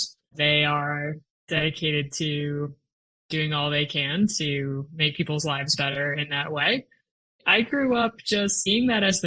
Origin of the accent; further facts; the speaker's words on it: Rochester, Minnesota, United States; I grew up in Rochester, Minnesota, which is the hometown of the Mayo Clinic